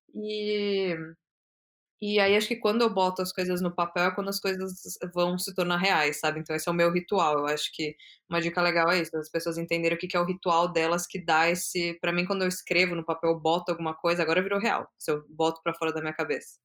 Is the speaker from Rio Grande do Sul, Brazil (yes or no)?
no; São Paulo, Brazil; moved away as an adult; now in Amsterdam, Netherlands; eu sou de São Paulo, e eu morei a vida inteira em São Paulo